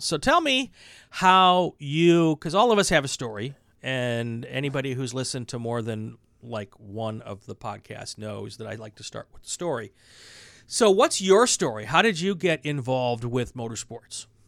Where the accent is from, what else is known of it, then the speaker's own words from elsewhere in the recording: Wisconsin, United States; now in California, United States; I'm from Wisconsin